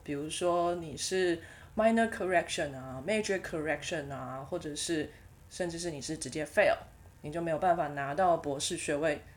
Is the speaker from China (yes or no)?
no; Taiwan; accent: Taiwanese accent; also born or lived in United Kingdom / United States; 我不想要改我的台湾口音